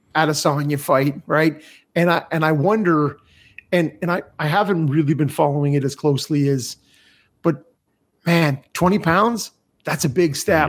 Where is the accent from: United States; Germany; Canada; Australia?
Canada; as a Canadian